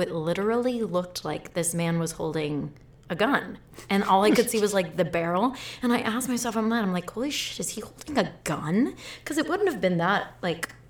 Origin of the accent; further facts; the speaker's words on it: Phoenix, Arizona, United States; Like, I grew up